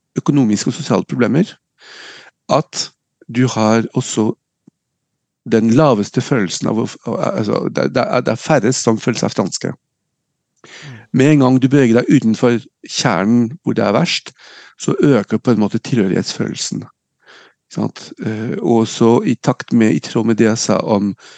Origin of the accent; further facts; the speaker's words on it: Nice, Provence-Alpes-Côte d'Azur, France; now in Norway; jeg er født og oppvokst i Frankrike, født og oppvokst i, i NIS